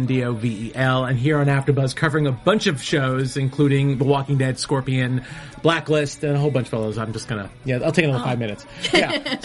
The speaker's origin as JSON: {"language": "English", "region": "New York", "country": "United States", "said": "As a New Yorker, I love it when the Patriots lose."}